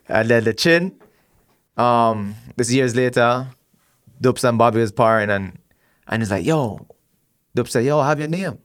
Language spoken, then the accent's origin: English; Miami, Florida, United States; Growing up in Miami